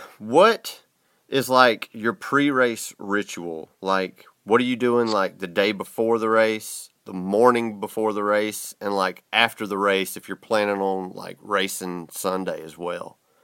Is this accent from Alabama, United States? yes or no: no; the South, Georgia, United States; I'm from the South. There's the only thing in my town is restaurants and hotels, man.